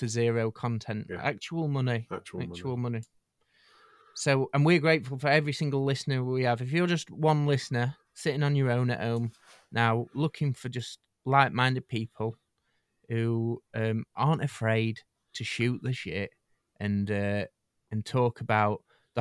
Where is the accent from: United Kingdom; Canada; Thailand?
United Kingdom; us as a British nation